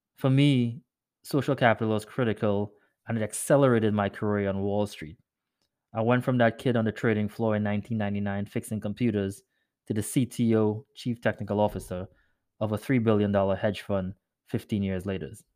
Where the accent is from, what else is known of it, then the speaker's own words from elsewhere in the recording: Trinidad & Tobago; moved away as an adult; now in United States; I grew up in Trinidad and moved to the U S after high school